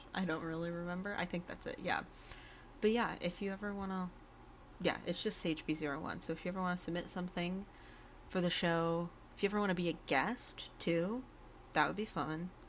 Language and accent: English; Berkshire County, Western Massachusetts, United States; I'm from Western Mass, Berkshire County area